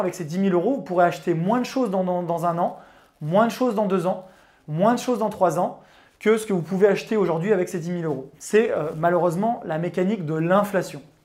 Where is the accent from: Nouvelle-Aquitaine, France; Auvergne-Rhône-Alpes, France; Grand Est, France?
Auvergne-Rhône-Alpes, France; Chambéry; born or raised there